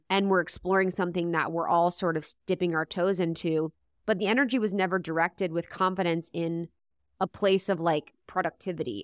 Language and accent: English; Ohio, United States; I'm from Ohio